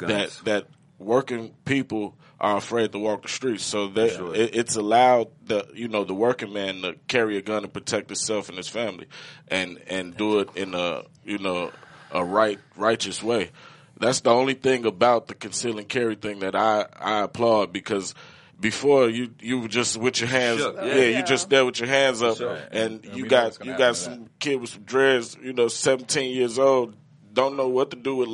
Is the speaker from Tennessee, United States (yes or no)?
no; Chicago, Illinois, United States; Chicago, and either way it goes, it's going to be guns on the street, and that's unfortunate.